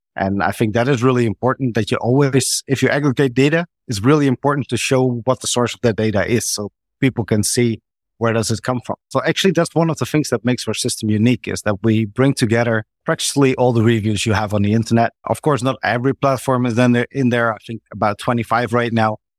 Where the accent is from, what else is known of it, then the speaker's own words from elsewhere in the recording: Netherlands; I'm from the Netherlands